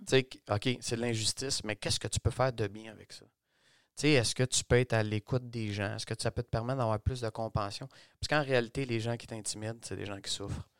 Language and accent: French; Montreal, Quebec, Canada; je suis né à Montréal de deux parents